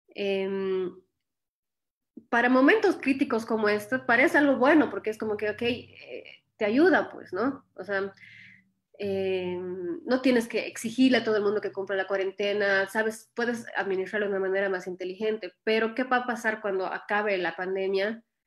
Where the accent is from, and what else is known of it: Bolivia; moved away as an adult; now in Ohio, United States